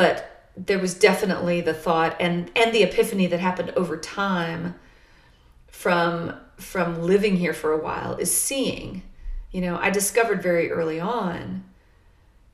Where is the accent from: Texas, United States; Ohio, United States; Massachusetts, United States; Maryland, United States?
Texas, United States; Arlington; now in Halifax County, United States; I grew up in Dallas-Fort Worth. Yeah. I grew up in Arlington, which is a huge, just overwhelmingly large suburb.